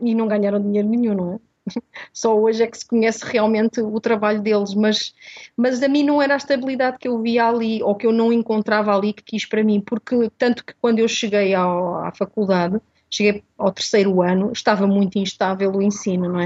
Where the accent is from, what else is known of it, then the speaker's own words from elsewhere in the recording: Portugal; also born or lived in Mozambique; eu nasci em Moçambique e vim para Portugal com 10 anos